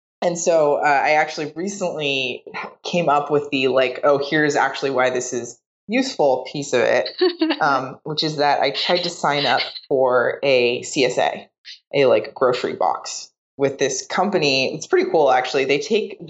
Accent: Seattle, Washington, United States; now in San Francisco, United States; I grew up in Seattle.

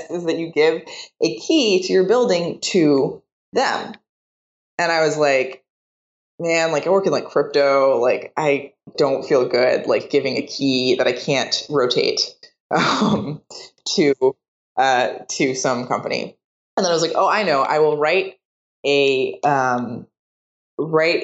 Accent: Seattle, Washington, United States; now in San Francisco, United States; I grew up in Seattle.

